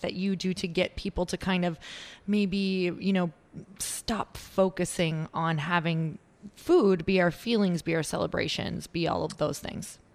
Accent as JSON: {"language": "English", "region": "Midwest", "country": "United States", "moved": "yes", "said": "I'm originally from the Midwest"}